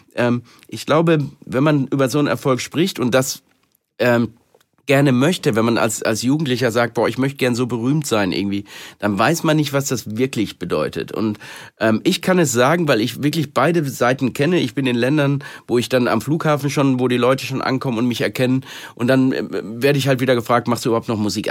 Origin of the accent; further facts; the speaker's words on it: Germany; ich wieder zurück in Deutschland war und in meiner Heimat